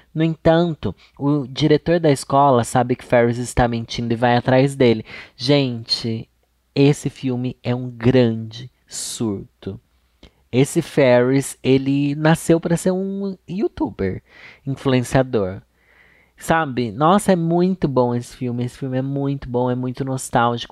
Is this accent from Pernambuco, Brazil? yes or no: no; Sorocaba, São Paulo, Brazil; moved away; lá no meu bairro Júlio de Mesquita Filho tinha uma locadora